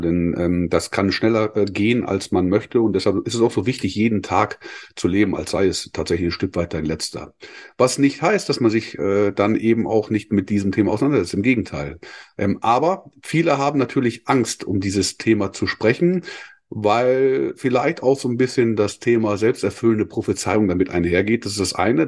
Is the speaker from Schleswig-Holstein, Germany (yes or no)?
yes; Schleswig, Schleswig-Holstein, Germany; bin ich als Norddeutscher in äh, Schleswig geboren